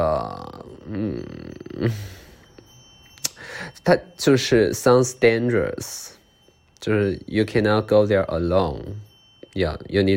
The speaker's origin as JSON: {"language": "Chinese", "town": "Liuku", "region": "Yunnan", "country": "China", "said": "我是云南的，云南怒江的，怒江卤水市，卤水市六库，六库傈僳族，"}